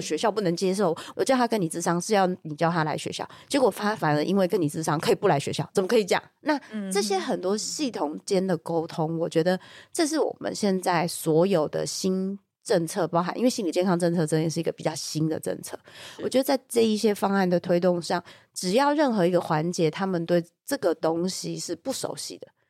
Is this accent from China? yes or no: no; Taiwan; 我们台湾社会